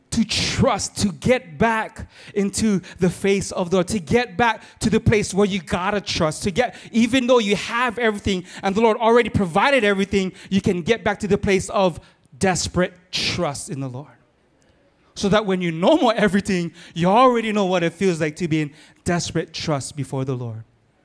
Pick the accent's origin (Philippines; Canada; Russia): Philippines; I'm Filipino, but I'm married on Portuguese so that I can talk plenty.